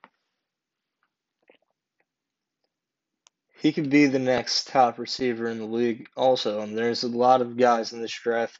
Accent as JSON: {"language": "English", "town": "New York City", "region": "New York", "country": "United States", "said": "as a New Yorker"}